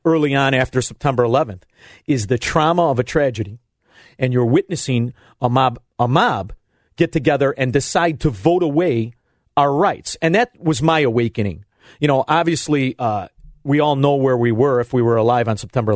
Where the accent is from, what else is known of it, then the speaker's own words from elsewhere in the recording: Melrose Park, Illinois, United States; now in Elmwood Park, United States; I'm from Melrose Park. I live in Elmwood Park.